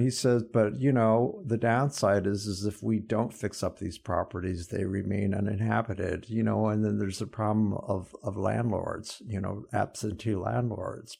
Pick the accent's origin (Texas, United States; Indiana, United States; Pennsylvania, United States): Indiana, United States; Fort Wayne; my hometown, Fort Wayne